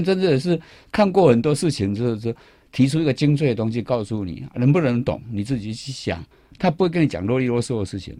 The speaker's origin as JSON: {"language": "Chinese", "country": "Taiwan", "said": "我台湾人"}